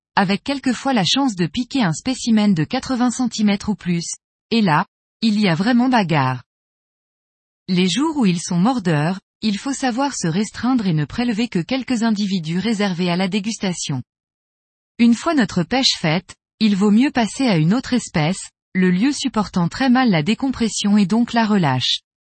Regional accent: Brittany, France; Chez nous, en Bretagne

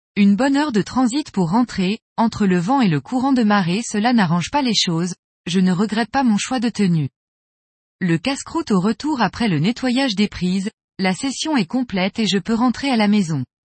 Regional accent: Brittany, France; Chez nous, en Bretagne

